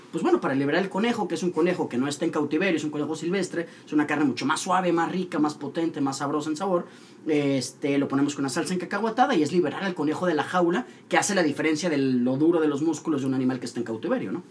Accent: Monterrey, Nuevo León, Mexico; also born or lived in Mexico City; nacimos en la Ciudad de México, pero muy, muy chiquitos nos vivimos para acá

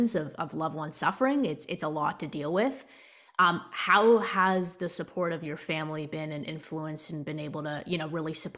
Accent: Toronto, Ontario, Canada; I'm from Toronto

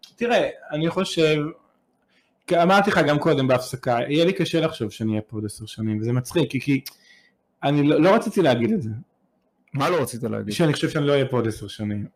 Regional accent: Israel; moved away; אני יותר ישראלי מיהודי. המשפחה שלי הגיעה לישראל לפ- הרבה שנים לפני קום הארץ

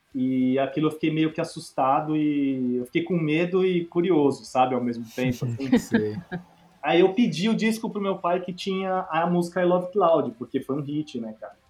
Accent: São Paulo, Brazil; Eu sou de São Paulo, então eu tive a sorte, assim, na real, de, putz, meu pai, meu pai e minha mãe, minha casa era bem musical

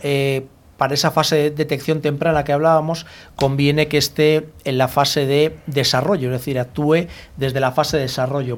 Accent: Bilbao, Basque Country, Spain; now in Madrid, Spain; nací en Bilbao, pero yo en Madrid muchos años

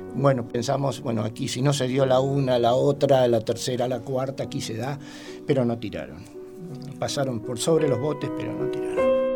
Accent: Rosario, Santa Fe, Argentina; Nací en Rosario, provincia de Santa Fe

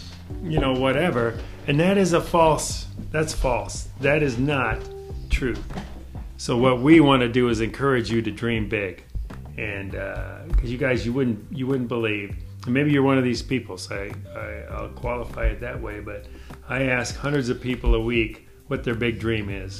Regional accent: Chicago, Illinois, United States; now in Omaha, United States; I grew up in Chicago, city of Chicago

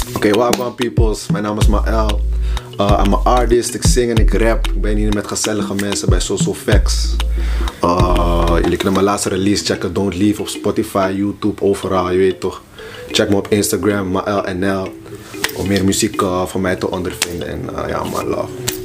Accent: Haarlem, North Holland, Netherlands; de plek waar ik vandaan kom, waren geen black girls

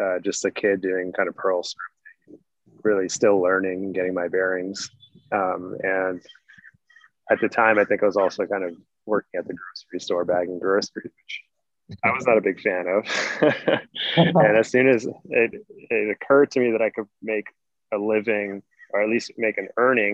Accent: outside of Boston, Massachusetts, United States; I grew up outside of Boston

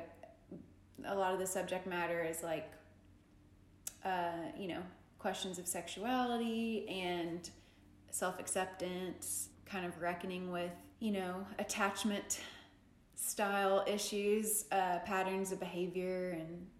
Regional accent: Tennessee, United States; I grew up in the South, I grew up in Tennessee

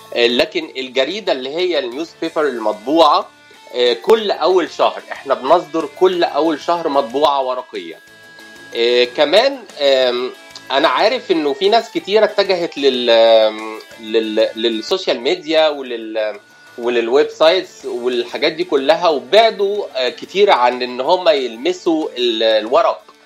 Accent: Cairo, Cairo Governorate, Egypt; moved away as an adult; now in Los Angeles, United States; انا من القاهره حي اسمه شبرا بقالي في امريكا كاليفورنيا عشر سنوات

